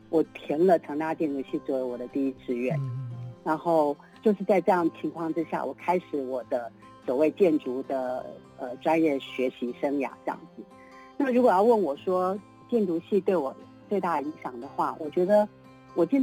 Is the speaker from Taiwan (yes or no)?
yes; Taipei, Taiwan; 台北人，对，oh, okay. 嗯、我我出生在这种公务人员家庭里面呢